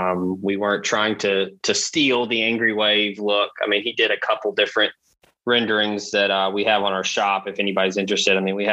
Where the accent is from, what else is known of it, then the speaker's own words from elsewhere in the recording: Memphis, Tennessee, United States; moved away; I'm originally from Memphis